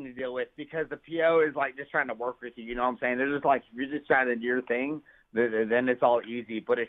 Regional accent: Coppell, Texas, United States; I grew up in Coppell, Texas. You know what I mean? It's a little suburb outside of Dallas.

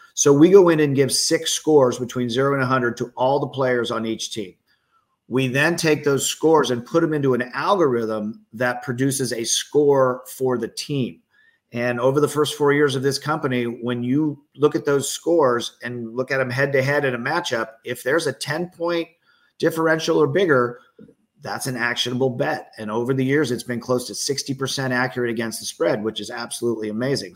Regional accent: Bay Area, California, United States; I'm from the Bay Area.

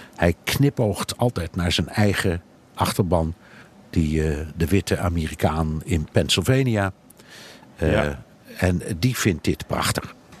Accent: Netherlands; moved away as an adult; now in New York, United States

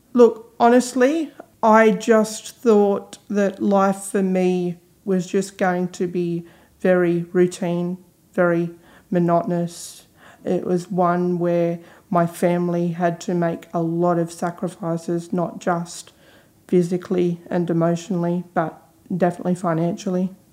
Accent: Newcastle, New South Wales, Australia; moved away as an adult; now in Sydney, Australia; originally from Newcastle but have been living in Sydney now for 18 months.

